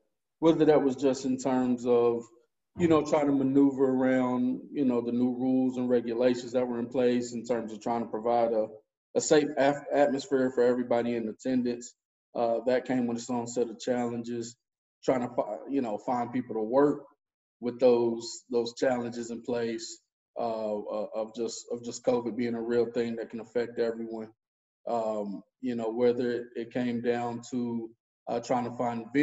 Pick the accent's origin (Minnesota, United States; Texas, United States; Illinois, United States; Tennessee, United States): Tennessee, United States; Knoxville; moved away as an adult; also born or lived in San Diego, California; now in Atlanta, United States; I'm actually from Tennessee, man, originally. Well, born in San Diego. Probably moved around for a year or two, but from kind of elementary on up, I was in Knoxville.